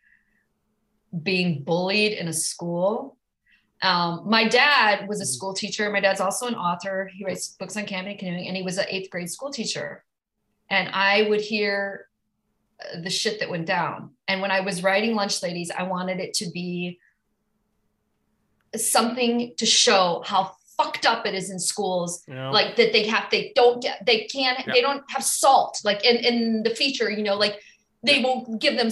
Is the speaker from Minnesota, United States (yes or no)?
yes; Minnesota, United States; I'm from Minnesota.